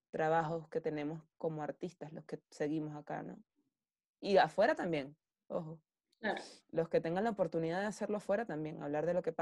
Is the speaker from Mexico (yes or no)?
no; Venezuela; nosotros como venezolanos. Em, a ver, Venezuela... Yo no sé si Venezuela es mi Ítaca.